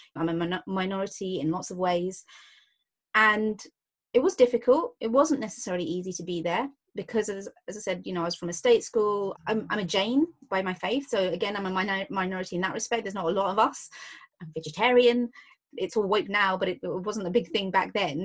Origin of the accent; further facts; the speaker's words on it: London, United Kingdom; I grew up in Hayes um, in Hillingdon, so West London